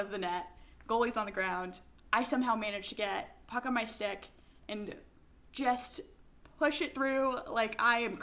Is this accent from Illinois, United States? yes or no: no; Connecticut, United States; I grew up in Connecticut